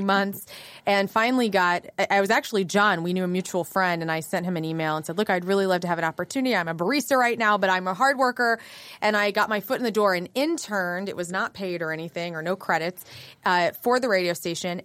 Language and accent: English; West Frankfort, Illinois, United States; born or raised there; also born or lived in Carbondale, Illinois; now in St. Louis, United States